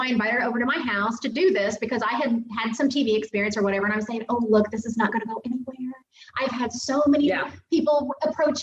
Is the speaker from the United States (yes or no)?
yes; Southern Illinois, United States; I grew up in Southern Illinois